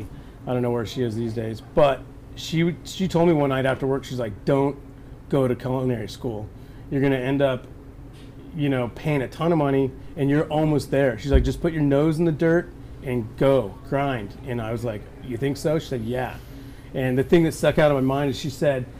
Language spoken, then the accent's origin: English; San Jose, California, United States; San Jose, 1970 I started my life